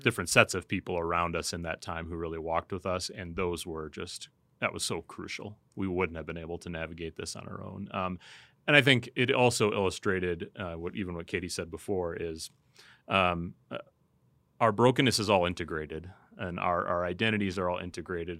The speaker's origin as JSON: {"language": "English", "country": "United States", "said": "as American Christians"}